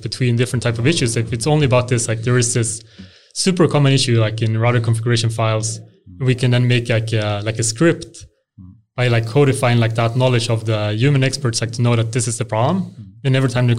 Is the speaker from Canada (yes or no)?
no; Helsingborg, Skåne, Sweden; now in Huddinge, Sweden; I grew up in Helsingborg